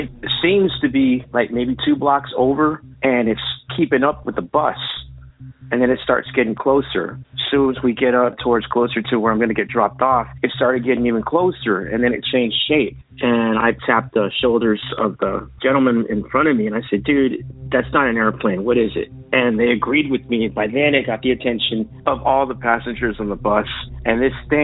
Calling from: San Antonio, Texas, United States; I'm calling from San Antonio, Texas

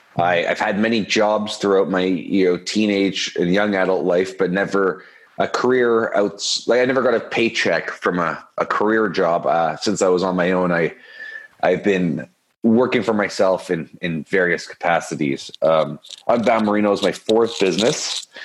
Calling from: Toronto, Ontario, Canada; I'm in Toronto, Canada.

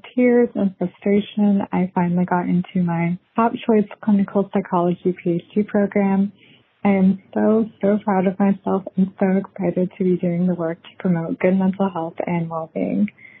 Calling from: San Francisco, California, United States; I'm calling from San Francisco, CA.

